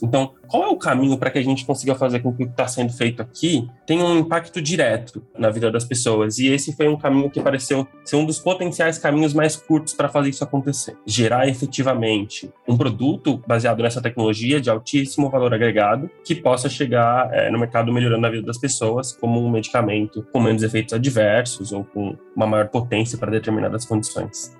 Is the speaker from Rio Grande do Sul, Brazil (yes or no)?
no; Ourinhos, São Paulo, Brazil; eu sou do interior de São Paulo, no cantinho do, do estado, quase no Paraná, eu sou da cidade de Ourinhos, é natural de lá